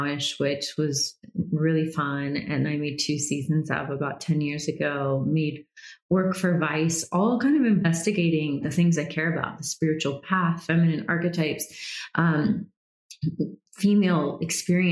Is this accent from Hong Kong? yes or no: no; United States; also born or lived in Georgia, United States / Florida, United States / Brazil; growing up in Georgia and Florida